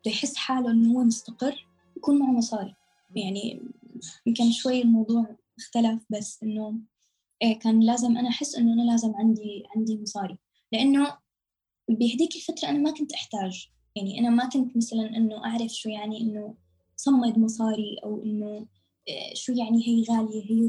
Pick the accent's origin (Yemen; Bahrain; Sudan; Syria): Syria; also born or lived in Lebanon / Amman, Jordan; now in Istanbul, Turkey; لبنان من لبنان ردينا رجعنا على سوريا قعدنا فترة شهر بعدين آه، طلعنا من بلودان على عمان قعدنا لمدة ثلاث سنين ونص بعمان بالأردن بعدين من الأردن على تركيا